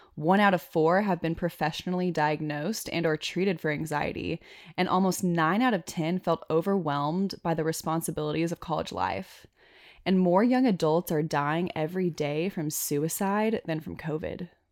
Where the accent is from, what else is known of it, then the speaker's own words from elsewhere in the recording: Arkansas, United States; now in Wyoming, United States; we're both from Arkansas